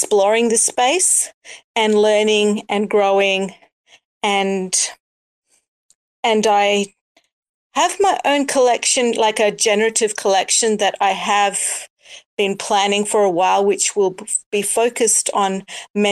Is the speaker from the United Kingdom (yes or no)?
no; Australia; I'm from Australia, so it's nighttime here